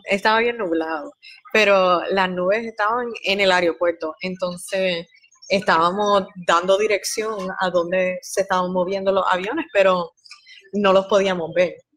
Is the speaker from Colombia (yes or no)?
no; Puerto Rico; also born or lived in Guatemala; yo no nací en Puerto Rico, nací en Guatemala, pero me crié en Puerto Rico